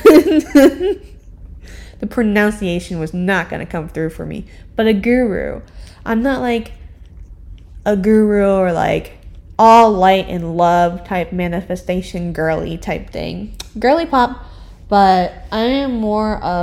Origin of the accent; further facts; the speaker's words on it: Orlando, Florida, United States; I was born in Orlando too.